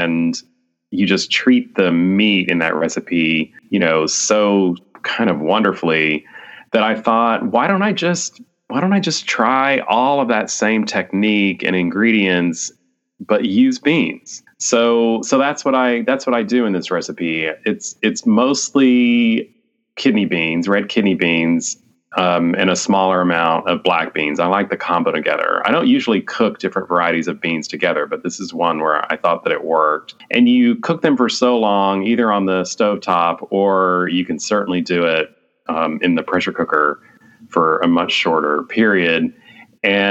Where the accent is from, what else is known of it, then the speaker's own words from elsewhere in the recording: Texas, United States; now in Washington, D.C., United States; I am a Texan